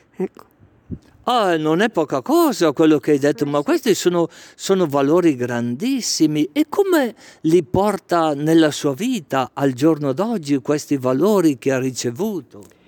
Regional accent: Legnano, Lombardy, Italy; now in Brescia, Italy; Sono di Legnano in provincia di Milano.

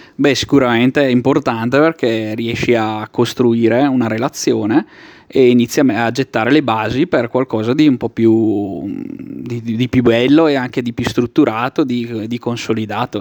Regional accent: Travagliato, Lombardy, Italy; now in Brescia, Italy; sono di Travagliato

